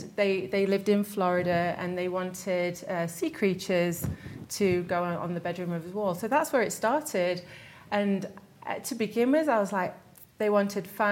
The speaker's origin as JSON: {"language": "English", "town": "Derby", "region": "East Midlands", "country": "United Kingdom", "tie": "born or raised there", "moved": "as an adult", "lives_now": "Salt Lake City, United States", "said": "I'm from England. I was born in Derby, in the center of England"}